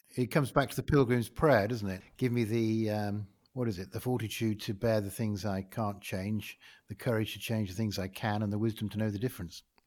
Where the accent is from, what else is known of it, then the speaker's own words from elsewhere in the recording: Ilkley, Yorkshire and the Humber, United Kingdom; my hometown is, uh, Ilkley in West Yorkshire